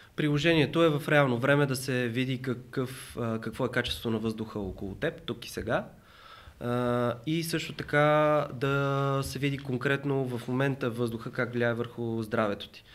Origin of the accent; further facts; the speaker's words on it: Bulgaria; съм от България